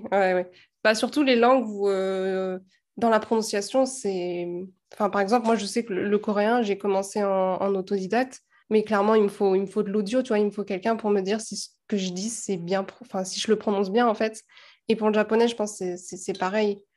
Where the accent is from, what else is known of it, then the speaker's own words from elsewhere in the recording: France; nous, en tant que Français